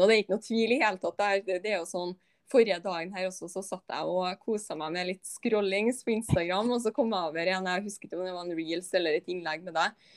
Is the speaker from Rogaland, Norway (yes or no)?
no; Malvik, Trøndelag, Norway; Jeg er jo også bare liksom fra ja, Malvik, liksom utafor Trondheim